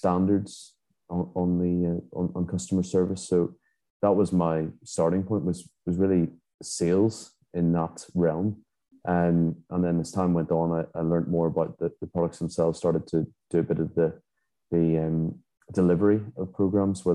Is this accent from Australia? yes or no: no; Belfast, Northern Ireland, United Kingdom; also born or lived in England / Scotland / Dubai / Abu Dhabi; now in Hungary; I'm originally from Belfast, Northern Ireland, but I've lived abroad for many years.